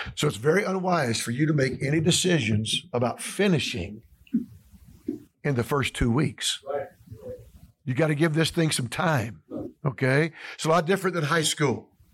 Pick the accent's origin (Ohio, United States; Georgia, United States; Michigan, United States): Georgia, United States; Atlanta; moved away as an adult; I'm from Atlanta, Georgia, Atlanta, Georgia area